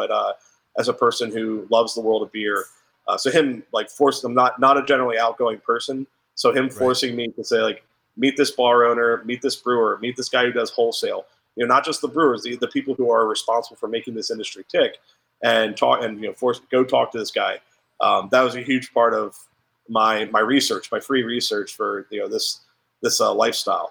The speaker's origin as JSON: {"language": "English", "region": "Central Pennsylvania", "country": "United States", "tie": "born or raised there", "moved": "yes", "lives_now": "Philadelphia, United States", "said": "Growing up in Central PA"}